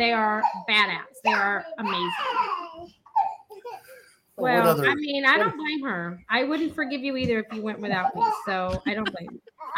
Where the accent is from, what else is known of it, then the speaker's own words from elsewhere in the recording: San Antonio, Texas, United States; moved away; my hometown. I can't really call it a town though, because it's, you know, like a city